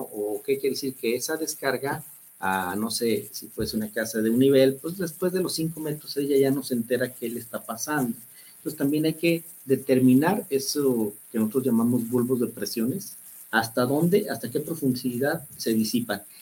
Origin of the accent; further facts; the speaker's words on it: Guadalajara, Jalisco, Mexico; somos muy tapatíos